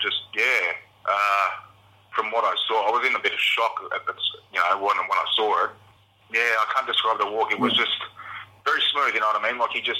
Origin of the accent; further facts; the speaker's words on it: Beechmont, Queensland, Australia; I've grown up around the inland pretty much all my life. I lived up in Beachmont, Lower Beachmont.